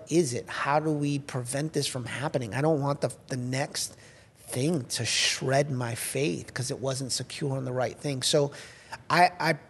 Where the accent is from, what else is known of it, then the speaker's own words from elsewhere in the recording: United States; as much as I love being an American